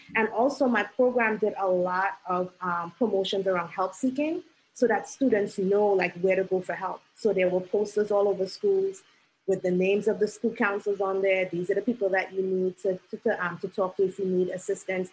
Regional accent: Trinidad & Tobago; now in New York City, United States; did not um, grow up in this country, because I'm originally from Trinidad and Tobago

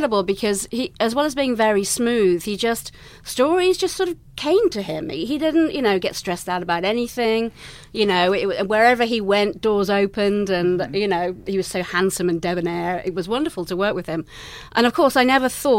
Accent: England, United Kingdom; accent: English; moved away as an adult; also born or lived in London; now in United States; as you can tell from my accent, I'm English

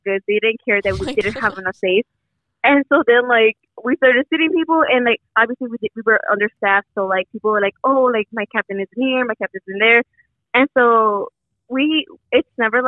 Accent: Chicago, Illinois, United States; I'm from Chicago

